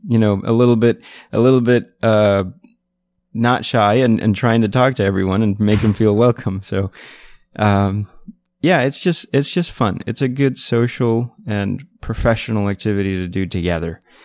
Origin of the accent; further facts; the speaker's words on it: New York City, New York, United States; I'm from New York City